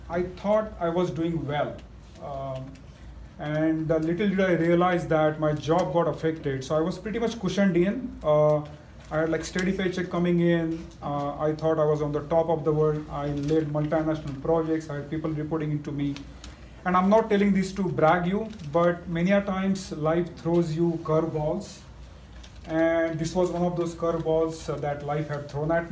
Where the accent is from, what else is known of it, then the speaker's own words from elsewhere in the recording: Mumbai, Maharashtra, India; moved away; I hail from small town in India. I grew up in Mumbai, a small town which is right next to the third largest slum in the world